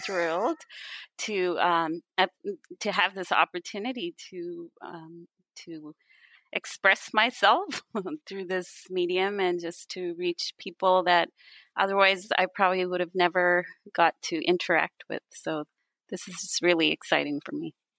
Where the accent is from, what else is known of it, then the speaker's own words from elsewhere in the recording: India; also born or lived in Canada; when I was really young, my family moved to India from Canada, where I was born